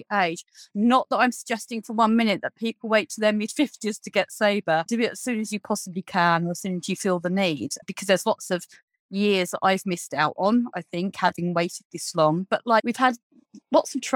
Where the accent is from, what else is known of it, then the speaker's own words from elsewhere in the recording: United Kingdom; We're very British